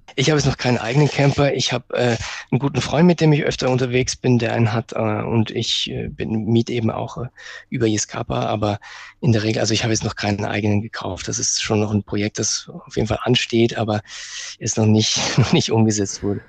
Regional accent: Bregenz, Vorarlberg, Austria; Ich komme aus Bregenz, eine Stadt, wo wirklich, die wirklich direkt am, am Berg Ach, auch liegt

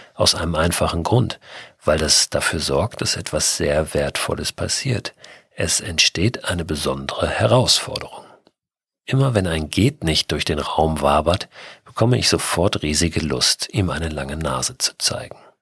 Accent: Hamburg, Germany; Als Hamburger

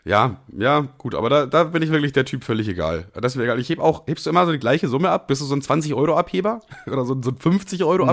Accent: Germany; als Deutscher

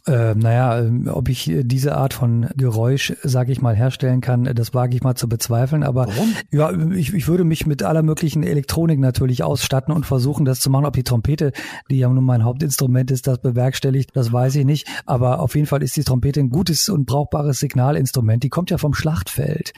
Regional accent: Italy; moved away; ich bin in Italien aufgewachsen

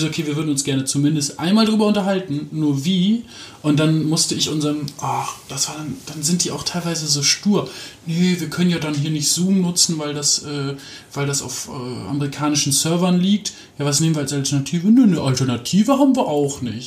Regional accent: Aachen, North Rhine-Westphalia, Germany; moved away; also born or lived in Hamburg / Mecklenburg-Vorpommern; aufgewachsen bin ich in Aachen, also auch in, mhm. in Nordrhein-Westfalen.

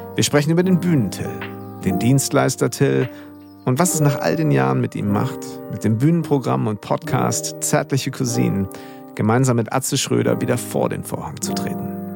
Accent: Münster, North Rhine-Westphalia, Germany; ich nämlich bin groß geworden in Hiltrup, Münster-Hiltrup.

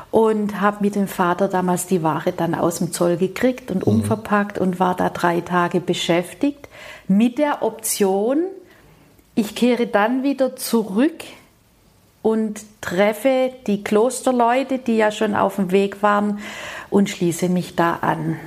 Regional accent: Rosengarten, Baden-Württemberg, Germany; ich stamme ja aus dem Süßwarenbetrieb mhm. aus Rosengarten-Westheim

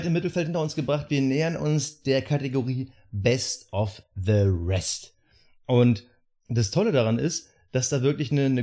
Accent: Germany; wir als Deutsche

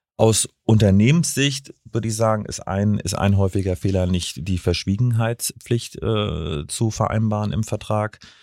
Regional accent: Stralsund, Mecklenburg-Vorpommern, Germany; also born or lived in Bremen / Kiel; now in Hamburg, Germany; Nee, ich bin in Stralsund geboren, habe in Bremen und Kiel studiert und jetzt seit zehn Jahren in Hamburg.

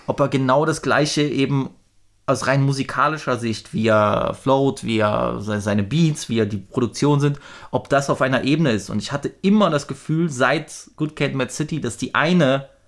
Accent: East Germany, Germany; was soll ich dann auch so als, als äh, Ossi-White Boy dann zu über, über Polizeigewalt äh, in, in Amerika sagen?

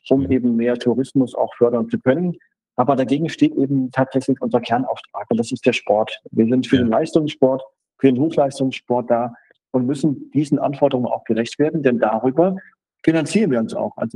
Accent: Hesse, Germany; ich komme aus Nordhessen, ihr habt es erzählt, und in Nordhessen kennt niemand Ruhpolding leider wegen der schönen Wanderwege

